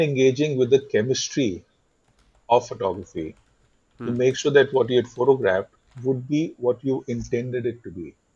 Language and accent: English; Delhi, India; also born or lived in Mumbai; I was brought up in Delhi, and I've worked in Delhi and Bombay in advertising